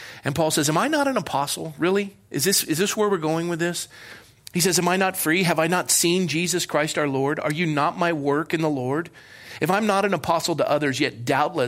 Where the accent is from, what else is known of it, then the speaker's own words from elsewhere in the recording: Ireland; I am an Irishman